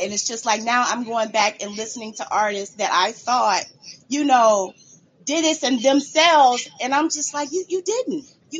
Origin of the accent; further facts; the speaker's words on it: Chicagoland area, Illinois, United States; I'm from the Chicagoland area. I don't live in Chicago, but I'm about 30 minutes away.